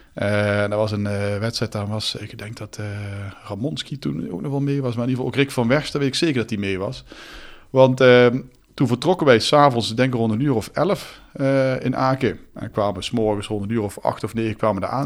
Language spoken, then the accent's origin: Dutch; Netherlands; wij als Nederlanders